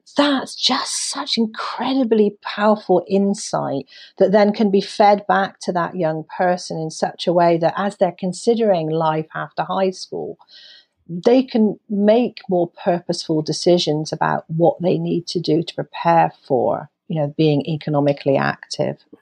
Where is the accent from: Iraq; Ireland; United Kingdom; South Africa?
United Kingdom; as a Brit